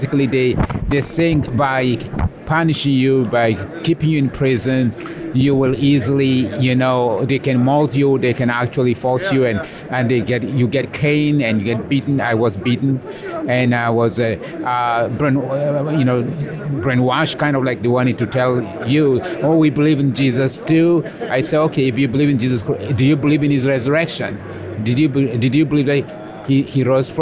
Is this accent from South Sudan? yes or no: yes; South Sudan; I was raised in a Messianic Jewish home in Sudan, and I was basically discipled by my grandfather in his congregation.